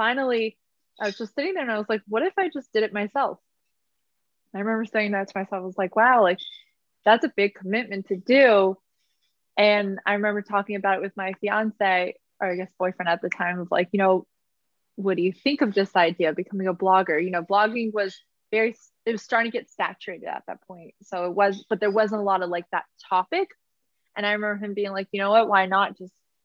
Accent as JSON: {"language": "English", "region": "Massachusetts", "country": "United States", "also_born_or_lived": "Arizona", "moved": "as an adult", "lives_now": "New York City, United States", "said": "I am from Massachusetts."}